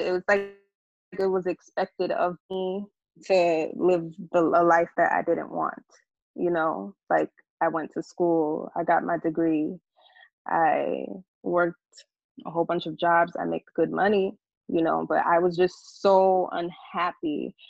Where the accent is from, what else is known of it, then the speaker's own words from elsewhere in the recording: New York City, New York, United States; we grew up in the Bronx